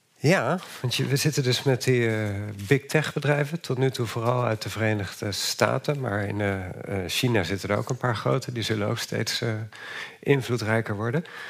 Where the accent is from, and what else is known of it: Netherlands